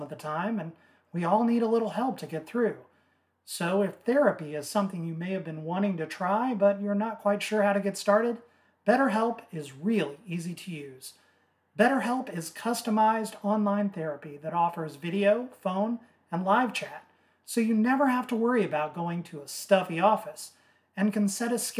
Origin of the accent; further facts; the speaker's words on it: Southern Illinois, United States; I'm from Southern Illinois